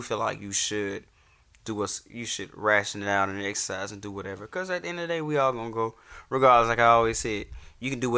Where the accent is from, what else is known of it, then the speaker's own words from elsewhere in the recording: Atlanta, Georgia, United States; I'm from Atlanta